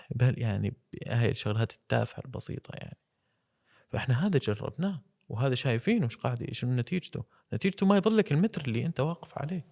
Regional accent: Syria; عندنا بسوريا

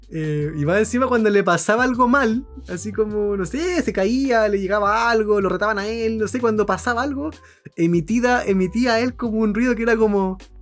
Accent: San Bernardo, Santiago Metropolitan Region, Chile; also born or lived in La Florida, Santiago; yo soy de allá, oriundo de San Bernardo, nacido y criado de San Bernardo

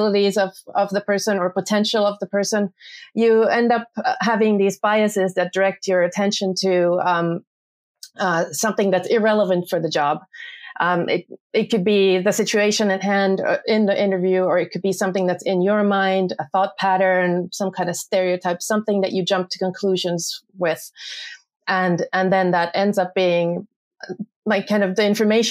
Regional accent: Finland; I am from Finland and I'm an organizational psychologist.

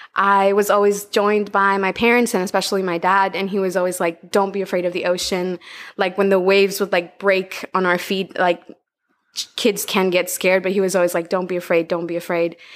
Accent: Tegucigalpa, Francisco Morazán, Honduras; moved away as an adult; now in Utila, Honduras; I was born and raised in Honduras, in the capital city, Tegucigalpa.

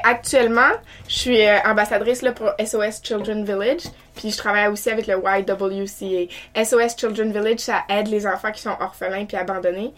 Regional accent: New Brunswick, Canada; moved away as an adult; now in Quebec City, Canada; je suis originaire de Camilton, McLeod, en fait, au Nouveau-Brunswick

